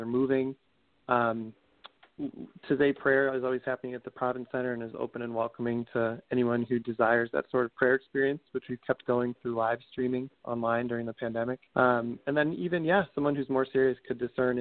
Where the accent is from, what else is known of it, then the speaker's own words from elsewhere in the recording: Arlington Heights, Illinois, United States; I grew up in Arlington Heights, Illinois, which is a suburb of Chicago, just northwest of the city